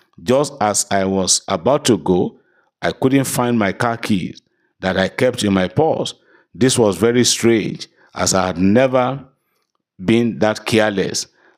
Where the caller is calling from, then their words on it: London, United Kingdom; I'm testifying from London, United Kingdom.